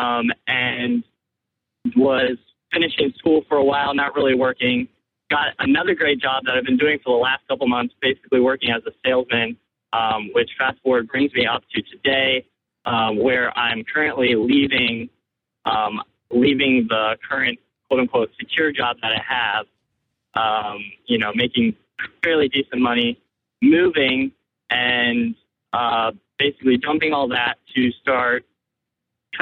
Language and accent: English; Virginia, United States; I'm from Virginia